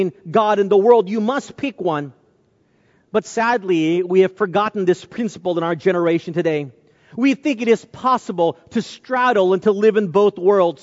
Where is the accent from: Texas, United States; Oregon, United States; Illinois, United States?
Texas, United States; North; I grew up in North Texas at a time where there were very few Asians